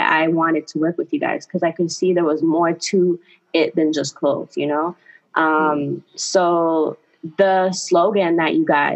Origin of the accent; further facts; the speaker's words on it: Toronto, Ontario, Canada; I'm from Toronto, Canada.